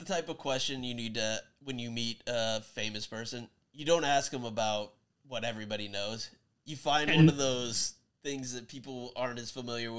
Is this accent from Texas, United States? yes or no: no; Iowa, United States; I grew up in Iowa